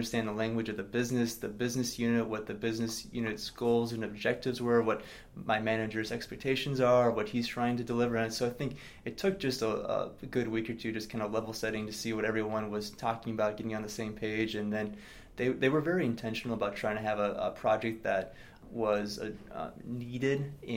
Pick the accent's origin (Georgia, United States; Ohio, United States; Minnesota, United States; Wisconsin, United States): Minnesota, United States; Minneapolis; moved away as an adult; also born or lived in Seattle; I grew up in the Minneapolis area